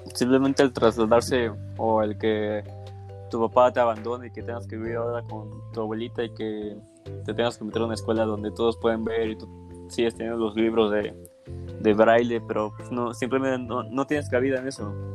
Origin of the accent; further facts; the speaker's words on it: Mexico; mi país